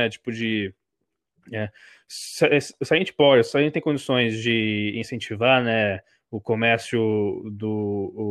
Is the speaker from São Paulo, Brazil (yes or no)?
no; Rio de Janeiro, Brazil; sou do Rio